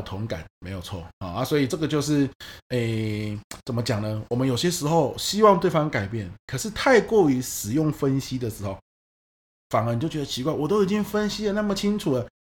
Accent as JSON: {"language": "Chinese", "region": "Pingtung County", "country": "Taiwan", "said": "像我是屏东人"}